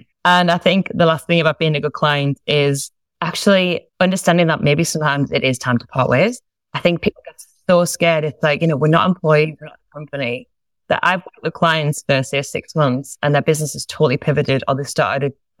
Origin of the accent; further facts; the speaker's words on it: Sunderland, North East England, United Kingdom; moved away as an adult; now in Australia; I'm from a place called Sunderland in England, and I've been in Australia several years now, and I get to stay here, which is wonderful. That's where I'm originally from